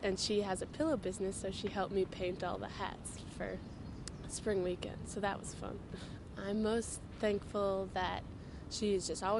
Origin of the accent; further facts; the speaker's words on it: Milton, Massachusetts, United States; I'm from Milton, Massachusetts.